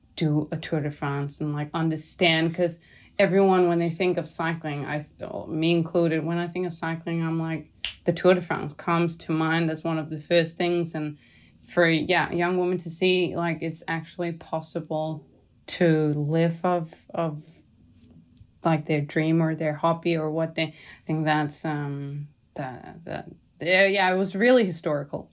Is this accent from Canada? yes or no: no; Denmark; now in Girona, Spain; I'm from Denmark